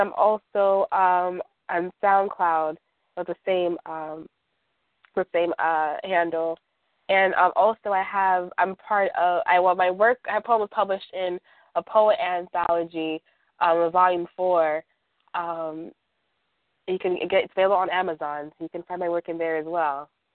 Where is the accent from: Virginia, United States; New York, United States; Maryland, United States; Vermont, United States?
New York, United States; New York City; I'm from Brooklyn, New York.